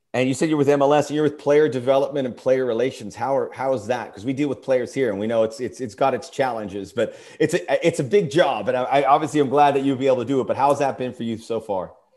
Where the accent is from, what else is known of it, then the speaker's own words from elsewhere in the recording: Miami, Florida, United States; now in Los Angeles, United States; I grew up in Miami